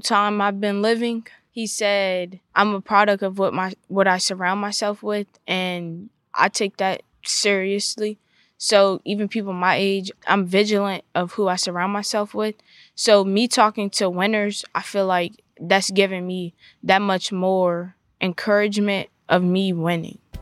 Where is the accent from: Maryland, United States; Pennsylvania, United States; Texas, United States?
Maryland, United States; Southern; I'm from Southern Maryland